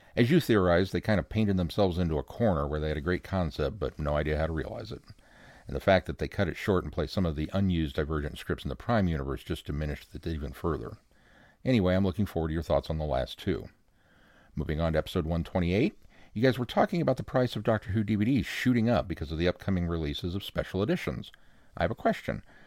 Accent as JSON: {"language": "English", "region": "Midwest", "country": "United States", "accent": "Midwestern", "said": "my Midwestern accent"}